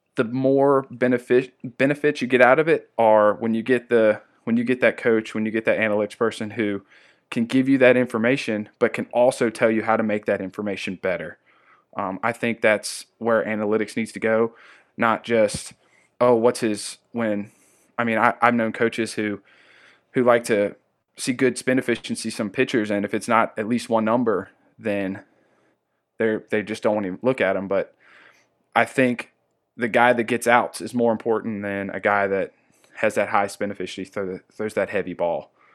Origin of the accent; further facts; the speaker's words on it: Amherst, Virginia, United States; moved away; my hometown, uh, Amherst, Virginia.